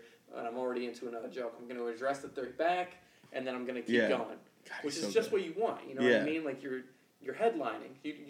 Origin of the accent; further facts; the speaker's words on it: Norwalk, Connecticut, United States; We're from Norwalk.